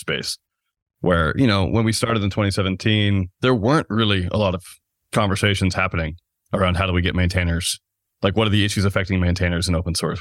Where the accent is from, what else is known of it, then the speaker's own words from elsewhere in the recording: United States; accent: American; the U S, which is where I'm obviously coming from. That's where my accent is from, my passport